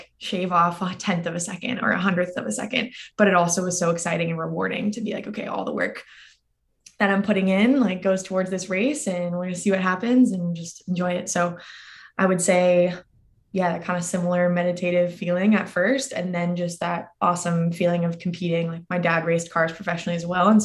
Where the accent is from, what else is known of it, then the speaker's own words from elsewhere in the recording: outside San Francisco, California, United States; moved away as an adult; also born or lived in Durham, North Carolina / Austin, Texas; I was born and raised right outside of San Francisco area, but compete for the Canadian team because my parents are both from Canada